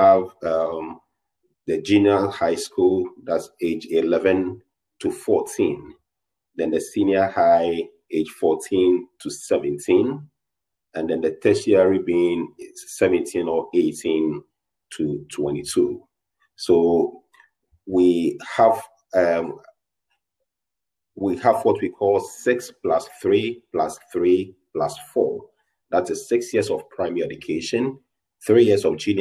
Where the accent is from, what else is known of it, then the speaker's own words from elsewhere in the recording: Ghana; I'm from Ghana